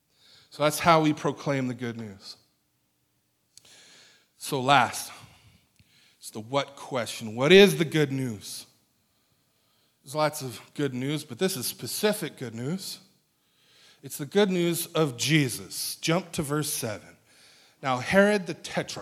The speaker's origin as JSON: {"language": "English", "town": "National City", "region": "California", "country": "United States", "moved": "yes", "lives_now": "Escondido, United States", "said": "I'm from National City"}